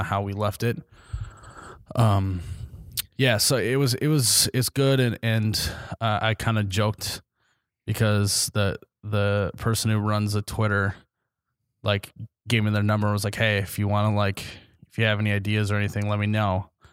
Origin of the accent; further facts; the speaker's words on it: Midwest, United States; we're all just from the Midwest.